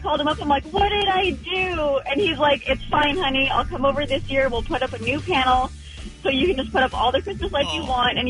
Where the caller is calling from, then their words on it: Huntington Beach, California, United States; I'm calling from Huntington Beach.